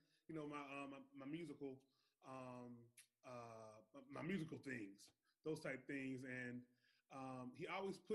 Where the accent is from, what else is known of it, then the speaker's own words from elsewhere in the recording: Adairsville, Georgia, United States; I'm born and raised in Adairsville, still in Adairsville